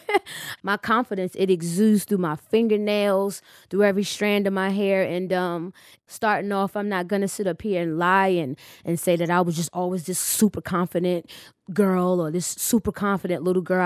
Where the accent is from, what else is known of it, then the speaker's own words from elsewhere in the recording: United States; I'm from the States.